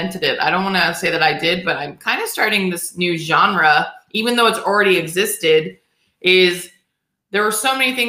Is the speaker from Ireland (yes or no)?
no; Albuquerque, New Mexico, United States; moved away as an adult; also born or lived in Grand Forks, North Dakota / Los Angeles; I grew up in Albuquerque, New Mexico